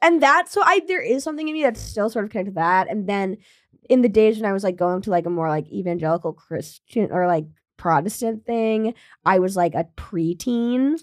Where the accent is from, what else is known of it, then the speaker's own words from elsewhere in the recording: Williamstown, Massachusetts, United States; my hometown, Williamstown, Massachusetts